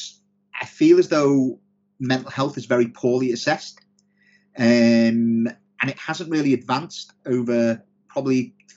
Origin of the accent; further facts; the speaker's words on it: Liverpool, North West England, United Kingdom; now in Sheffield, United Kingdom; I'm from Liverpool originally, but I live in Sheffield.